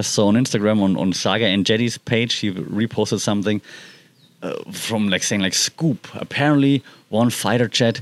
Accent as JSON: {"language": "English", "country": "Germany", "moved": "yes", "said": "I'm from Germany"}